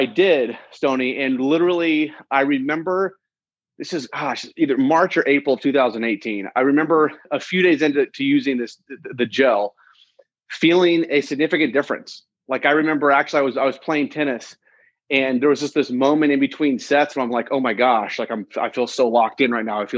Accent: Indianapolis, Indiana, United States; I'm from Indianapolis, Indiana. I'm Indiana, born and raised, just a Midwest guy.

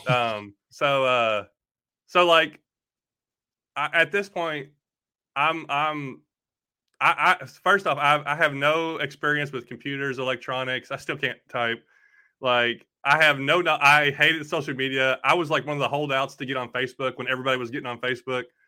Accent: Bowling Green, Kentucky, United States; also born or lived in Tennessee; I'm from Bowling Green, Kentucky, that, or that's where I was born, but we lived in Kentucky and Tennessee all my life

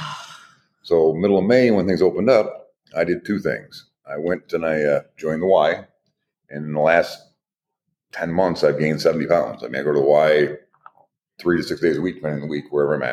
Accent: Toledo, Ohio, United States; also born or lived in Kalamazoo, Michigan; I was born in Kalamazoo, Michigan, but I was raised in Toledo

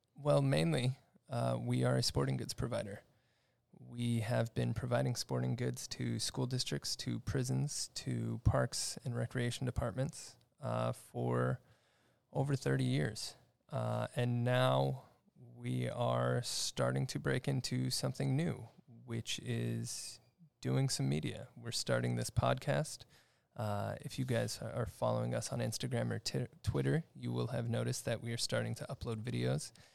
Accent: Upland, California, United States; I grew up here in the Los Angeles area in a town called Upland, uh, just on the outskirts of L A County in the Pomona area

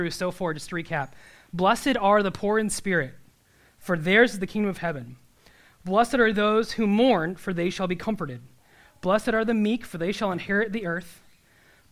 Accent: Nebraska, United States; I'm from Nebraska

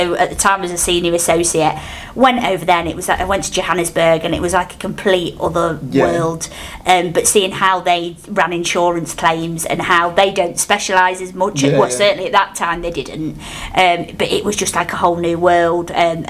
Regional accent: Nottingham, East Midlands, United Kingdom; I grew up in Nottingham. I went through the comprehensive school system

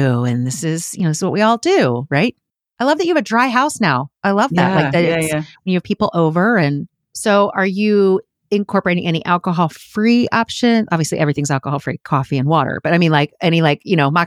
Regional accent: Philadelphia, Pennsylvania, United States; I grew up in Philly. Yeah, I grew up outside Philly, city of brotherly shove

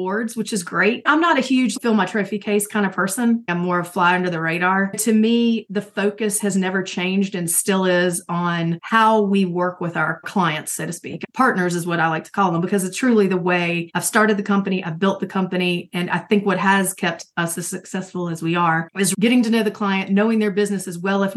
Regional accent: the South, United States; I was raised in the South

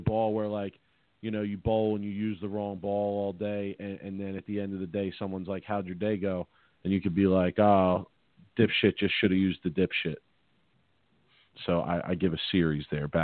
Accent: Philadelphia, Pennsylvania, United States; I'm from Philly. And when you're from Philly, Philly kind of has a little bit of their own vocabulary

